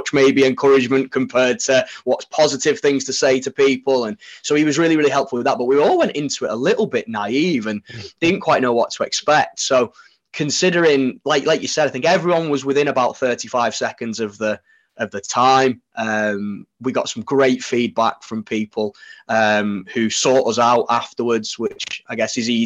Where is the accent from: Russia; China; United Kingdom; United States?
United Kingdom; Widnes, North West England; now in Sheffield, United Kingdom; So I'm from Widnes originally. We live in Sheffield now